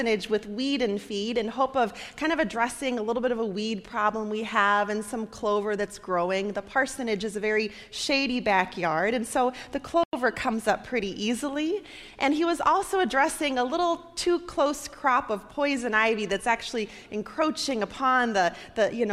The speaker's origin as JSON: {"language": "English", "region": "Nebraska", "country": "United States", "tie": "born or raised there", "moved": "yes", "lives_now": "Michigan, United States", "said": "my home state there"}